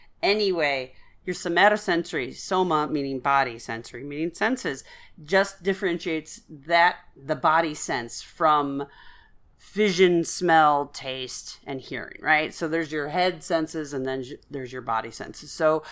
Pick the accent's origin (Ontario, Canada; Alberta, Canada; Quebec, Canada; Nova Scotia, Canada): Ontario, Canada; Guelph; No, I'm from Guelph.